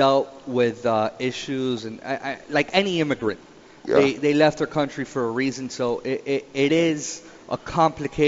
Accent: Miami, Florida, United States; I was born in Miami. Okay. My parents are from Cuba

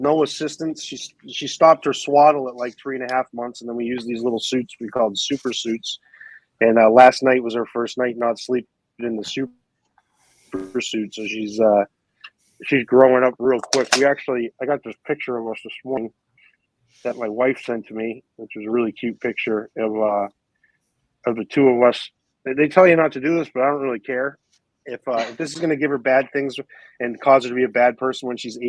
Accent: Maine, United States; moved away as an adult; also born or lived in Miami / Northeast; now in Orlando, United States; I'm from Maine originally.

